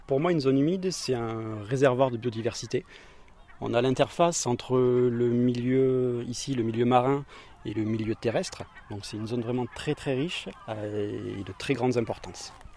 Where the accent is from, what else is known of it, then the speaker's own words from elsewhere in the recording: Perpignan, Occitania, France; je suis originaire de Perpignan. J'ai toujours vécu pas très loin de ce type de milieu.